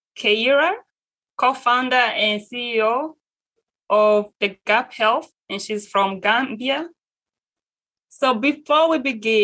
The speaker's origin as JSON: {"language": "English", "country": "Rwanda", "said": "I'm from Rwanda."}